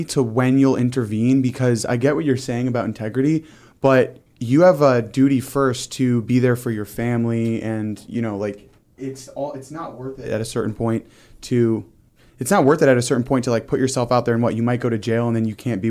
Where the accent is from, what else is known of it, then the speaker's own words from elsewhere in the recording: Michigan, United States; moved away; my home state of Michigan